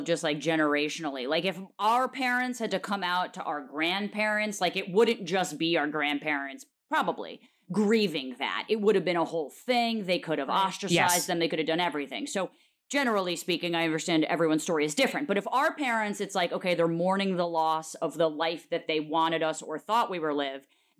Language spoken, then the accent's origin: English; New York City, New York, United States; even growing up in New York fucking city